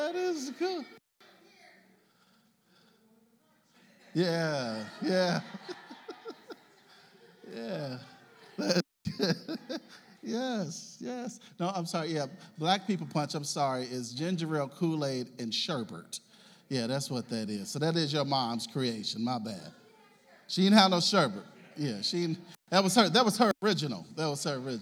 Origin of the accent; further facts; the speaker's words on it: Russell neighborhood, Kentucky, United States; I grew up in the Russell neighborhood, over there